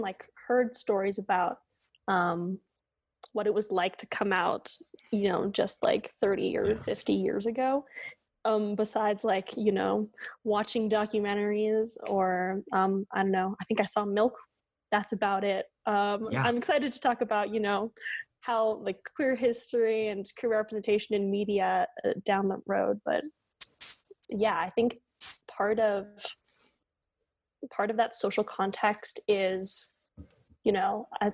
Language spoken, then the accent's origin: English; the Bay Area, California, United States; I grew up in the Bay Area